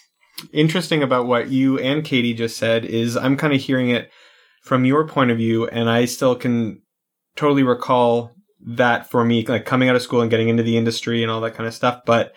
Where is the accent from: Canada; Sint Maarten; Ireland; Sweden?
Canada; Like everyone else, I'm from Canada.